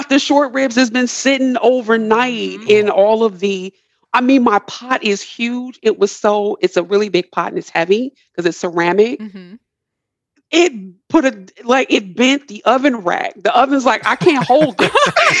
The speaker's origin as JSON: {"language": "English", "region": "Midwest", "country": "United States", "moved": "yes", "said": "I'm originally from the Midwest, meat and potato country"}